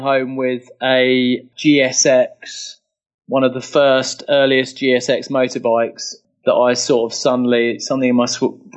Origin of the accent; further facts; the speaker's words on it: London, United Kingdom; I'm from London, born and bred originally